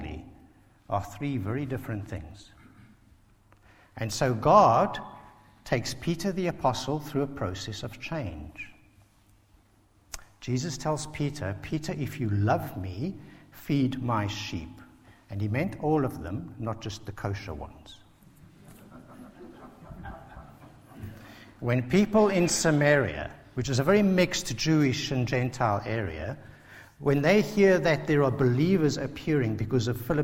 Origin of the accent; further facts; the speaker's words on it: South Africa; now in Basingstoke, United Kingdom; a South African who grew up under apartheid